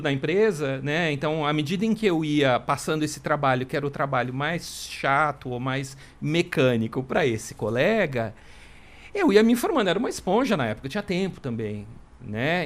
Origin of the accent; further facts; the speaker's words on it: Marília, São Paulo, Brazil; moved away as an adult; also born or lived in Mato Grosso; now in São Paulo, Brazil; eu na, não nasci em Marília, mas eu cresci lá desde os três anos de idade, enfim. Depois vim para São Paulo na época da faculdade